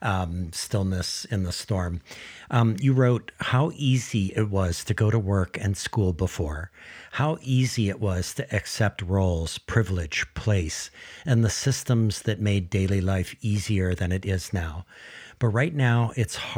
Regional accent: Kahaluu, windward Oahu, Hawaii, United States; I grew up in Kahalu on the windward side of Oahu

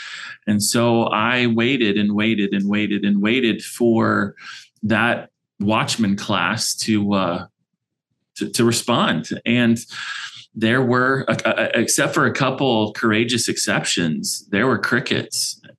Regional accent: California, United States; now in Arizona, United States; and we live here in Arizona. We're transplants from California, so don't hold that against us

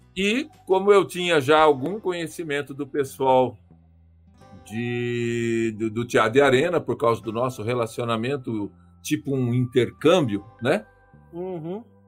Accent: Marília, São Paulo, Brazil; moved away; sou de Marília, né? Se vocês não conhecem, interior do estado de São Paulo

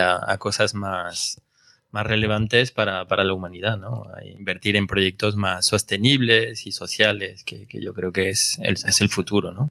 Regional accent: Villalba de los Alcores, Castile and León, Spain; also born or lived in Brazil / France; now in Madrid, Spain; yo de un pueblo que se llama Villalba Los Alcores, después de Bucientes, eh, y Gales, por esta zona

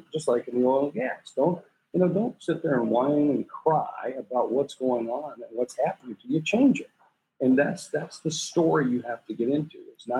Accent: South Dakota, United States; also born or lived in various US states; Yeah, I'm from South Dakota. I'm a place that most people only know on a map. I grew up in a military family. My father was in the military. We lived all over the U.S. and we finally settled in South Dakota a couple times.

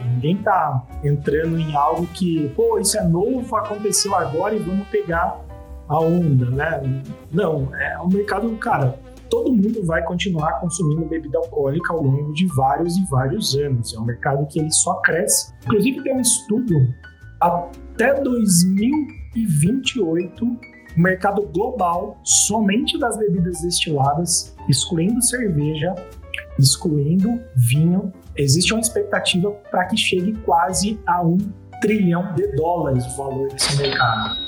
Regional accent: Brazil; A gente, como brasileiro

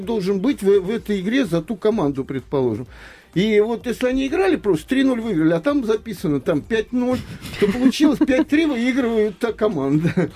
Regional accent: Moscow Oblast, Russia; moved away as an adult; now in Moscow, Russia; я застал мальчишка из Подмосковья, приезжал в те же Сокольники

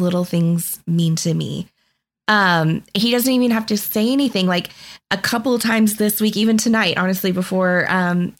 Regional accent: Texas, United States; moved away as an adult; now in Boston, United States; Originally from Texas

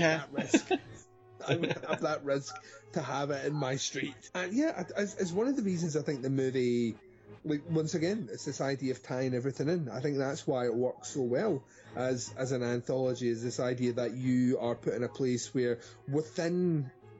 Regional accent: Scotland, United Kingdom; I'm definitely Scottish

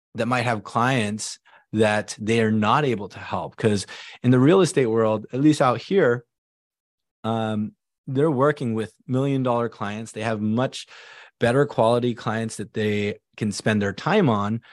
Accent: Silicon Valley, California, United States; I came over here as an immigrant family. It was, it was just me, my mom, my dad, my younger sister, and we grew up in the Silicon Valley

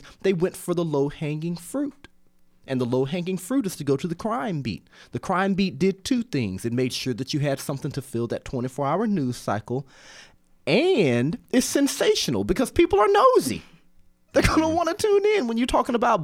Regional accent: Georgia, United States; moved away; also born or lived in Bloomington, Indiana; I'm a Georgia boy

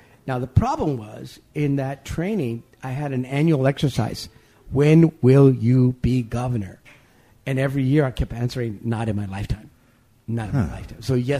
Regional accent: Texas, United States; born there; But 1955, I was born in South Texas. The sign came out that said, no dogs, no Negroes, no Mexicans.

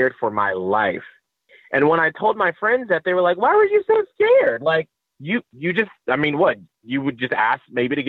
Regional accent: Atlanta, Georgia, United States; moved away; also born or lived in St. Petersburg, Florida; I'm from Atlanta, Georgia.

